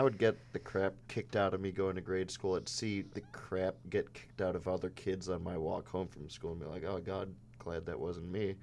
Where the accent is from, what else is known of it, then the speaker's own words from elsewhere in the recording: Chicago, Illinois, United States; growing up with our family in the city, inside the city, in Chicago public schools